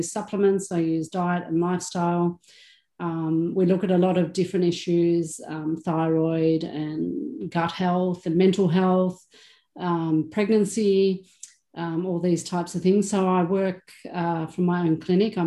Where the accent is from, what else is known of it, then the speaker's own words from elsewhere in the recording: Melbourne, Victoria, Australia; I was born in Melbourne, born on the beach, you know, grew up the little surfy girl, I guess you could say. So very normal Aussie lifestyle